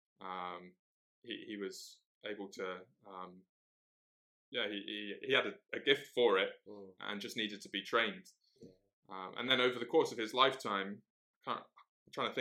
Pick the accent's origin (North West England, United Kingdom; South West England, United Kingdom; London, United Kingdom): South West England, United Kingdom; Cheltenham; now in Middlesbrough, United Kingdom; I'm originally from Cheltenham. That's where I grew up.